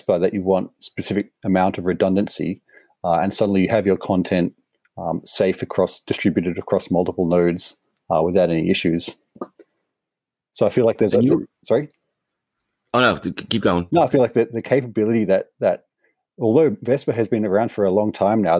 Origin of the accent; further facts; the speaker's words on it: Australia; also born or lived in Sydney; I'm Australian, obviously, in Sydney